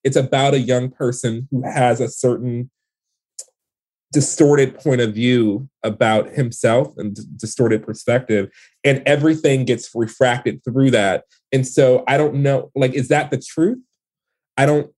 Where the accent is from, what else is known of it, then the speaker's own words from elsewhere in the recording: Detroit, Michigan, United States; the world that I grew up in in Detroit